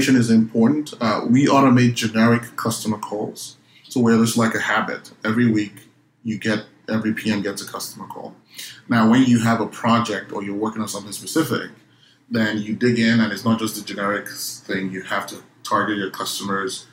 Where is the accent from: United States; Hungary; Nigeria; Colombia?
Nigeria; moved away; Growing up in Nigeria